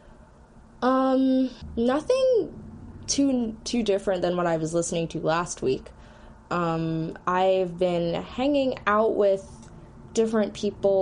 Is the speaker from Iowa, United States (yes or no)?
no; Philadelphia, Pennsylvania, United States; I'm also from Philly